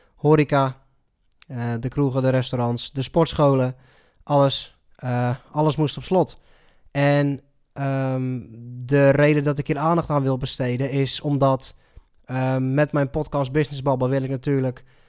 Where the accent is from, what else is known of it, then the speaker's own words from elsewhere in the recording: Netherlands; hoe wij als Nederlander omgaan met, met zo'n crisis